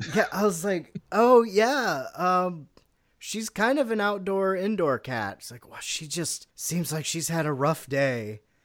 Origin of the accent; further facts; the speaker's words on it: United States; I'm an American